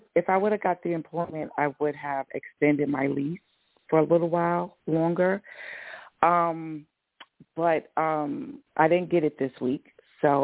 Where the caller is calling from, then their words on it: Georgia, United States; Hi, this is …. I'm in Georgia.